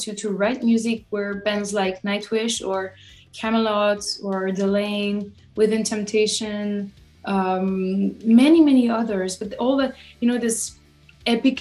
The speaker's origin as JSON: {"language": "English", "area": "French-speaking part of Switzerland", "region": "Romandy", "country": "Switzerland", "moved": "as an adult", "said": "I'm from the French speaking part of Switzerland, and I only moved a few years ago."}